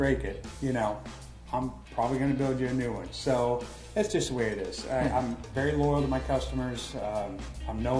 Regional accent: Texas, United States; now in Fort Myers, United States; I grew up in Texas

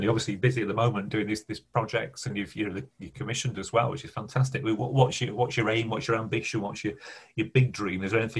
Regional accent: Bradford, Yorkshire and the Humber, United Kingdom; we grew up in Bradford

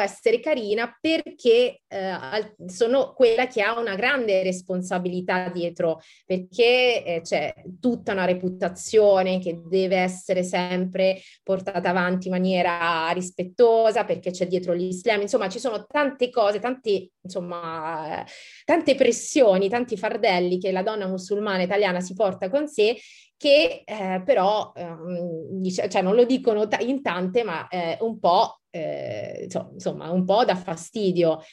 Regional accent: Campania, Italy; now in Monaco; sono una terrona, no? come, come, come, dicono qui al nord, e, um, una, da buona, tra virgolette, campana

